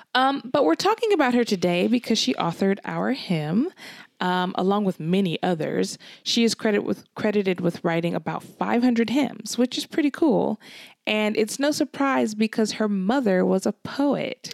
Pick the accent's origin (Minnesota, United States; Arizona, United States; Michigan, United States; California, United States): California, United States; moved away as an adult; now in Glasgow, United Kingdom; So I'm from California.